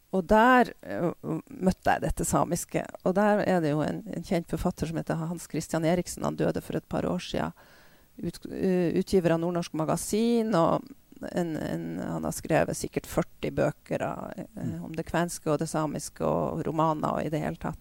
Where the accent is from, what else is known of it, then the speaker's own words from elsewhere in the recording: Bodø, Nordland, Norway; Jeg vokste opp i Bodø da, på 50- og 60-tallet